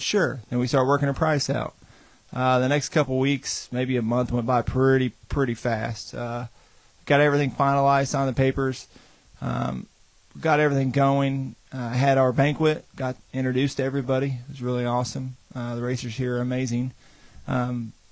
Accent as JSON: {"language": "English", "town": "Pekin", "region": "Indiana", "country": "United States", "tie": "born or raised there", "also_born_or_lived": "Kansas / Florida", "said": "I pretty much grew up around Pekin, Salem area pretty much my whole life."}